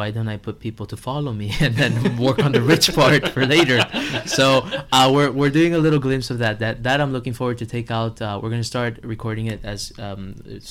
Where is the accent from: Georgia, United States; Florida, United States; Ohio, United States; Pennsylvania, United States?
Florida, United States; Miami; I'm from Miami. I was born and raised here